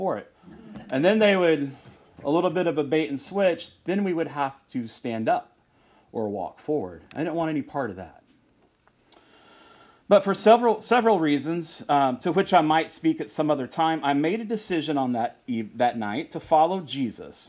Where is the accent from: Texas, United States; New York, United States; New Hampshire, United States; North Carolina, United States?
Texas, United States; I grew up in Texas